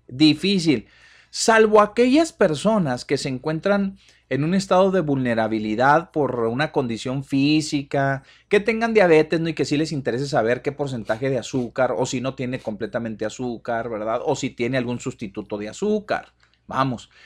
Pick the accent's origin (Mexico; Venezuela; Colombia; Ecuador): Mexico; nosotros como mexicanos